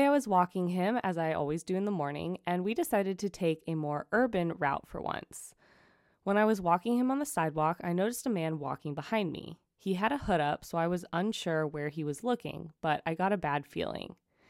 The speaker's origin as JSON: {"language": "English", "town": "New York City", "region": "New York", "country": "United States", "lives_now": "Germany", "said": "So I live in Germany right now. I'm from New York City, but my boyfriend is German"}